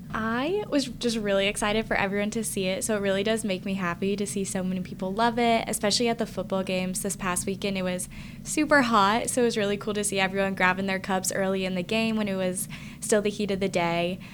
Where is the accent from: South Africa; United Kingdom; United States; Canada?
United States; Ohio; moved away as an adult; now in West Lafayette, United States; I'm from Ohio, but I definitely came to Purdue because of the great food science program.